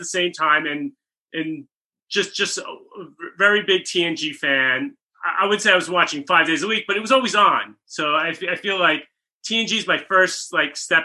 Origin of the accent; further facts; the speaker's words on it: Rockland County, New York, United States; now in Los Angeles, United States; I'm from Rockland County, New York, suburbs of the city